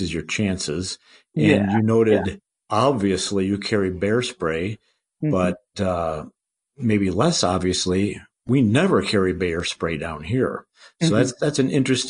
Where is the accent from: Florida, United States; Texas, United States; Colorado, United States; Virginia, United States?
Colorado, United States; I'm from Colorado, of course, and we have our squirrels and our deer and so forth